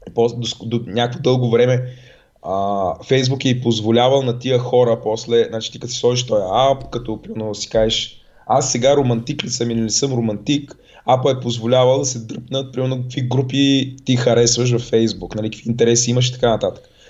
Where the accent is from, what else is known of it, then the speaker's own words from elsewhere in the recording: Razgrad, Razgrad Province, Bulgaria; accent: soft (palatalized) speech; moved away; като дете съм живял в Разград и говоря леко на меко.